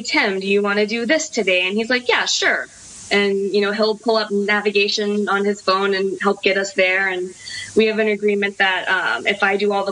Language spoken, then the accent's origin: English; United States; as an American